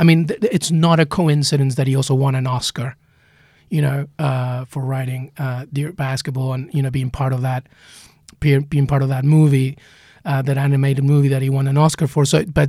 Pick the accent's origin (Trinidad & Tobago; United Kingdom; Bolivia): United Kingdom; England; also born or lived in Peru; I mean, I remember just growing up in England after leaving Peru.